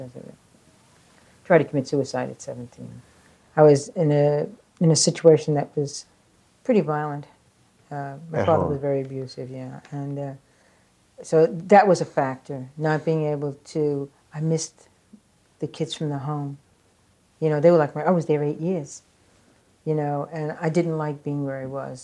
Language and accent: English; New York, United States; also born or lived in Staten Island; Growing up in the Bronx and on the streets of the Bronx